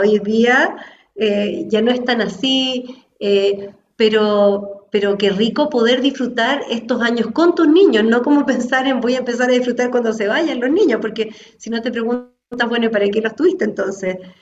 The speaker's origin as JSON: {"language": "Spanish", "country": "Chile", "tie": "born or raised there", "said": "nací en el fondo en Chile, en una familia católica, en un colegio católico"}